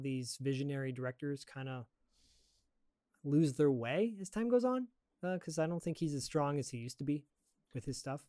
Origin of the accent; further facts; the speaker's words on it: Michigan, United States; I grew up in Michigan at that time when it was going on.